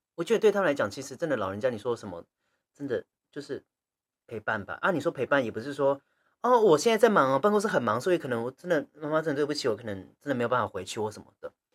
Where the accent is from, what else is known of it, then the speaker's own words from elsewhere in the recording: Taichung, Taiwan; also born or lived in Chiayi, Taiwan; 我是嘉义人，我嘉义出生的，然后哦。国小那一年我要搬到台中